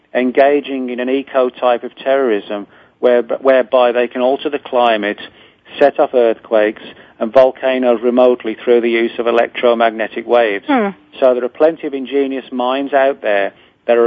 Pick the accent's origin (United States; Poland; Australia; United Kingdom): United Kingdom; England; Porton Down in England, where I'm from. Well, I should say from England